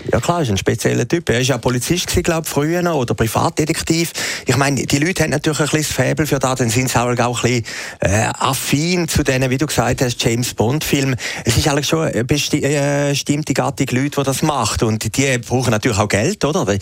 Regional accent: Switzerland; als Schweizer

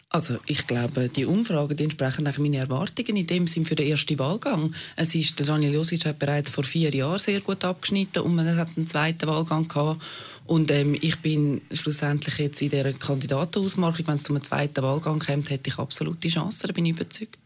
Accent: Weisslingen, Zurich, Switzerland; moved away as an adult; now in Zurich, Switzerland; ich wohne hier in der Stadt Zürich, bin äh, auf dem Land aufgewachsen

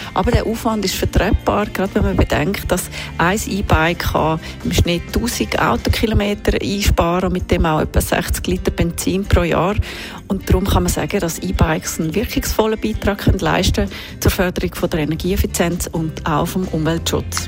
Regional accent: Switzerland

